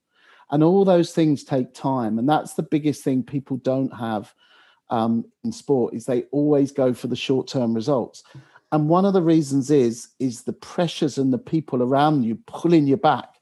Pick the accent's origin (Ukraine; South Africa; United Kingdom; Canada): United Kingdom; England; as an Englishman